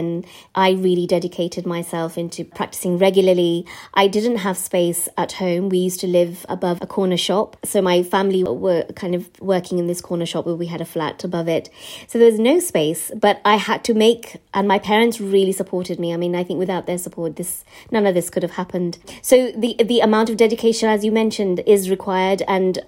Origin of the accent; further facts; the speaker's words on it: West Midlands, United Kingdom; My experiences as a British-born Asian child from the West Midlands